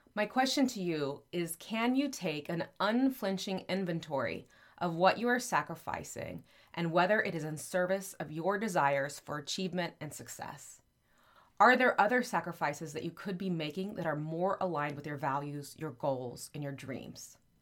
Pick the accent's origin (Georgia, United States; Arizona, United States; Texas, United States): Texas, United States; there is a city called Happy in my home state of Texas